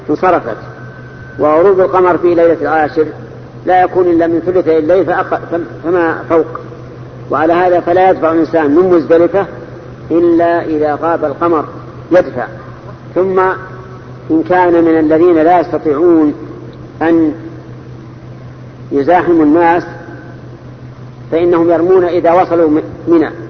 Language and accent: Arabic; Morocco; ليس من اهل المدينه انا من المغرب